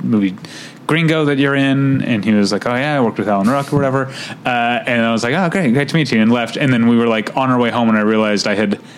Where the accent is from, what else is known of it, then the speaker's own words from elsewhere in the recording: St. Louis, Missouri, United States; I grew up around beer drinkers of, I'm from St. Louis, Missouri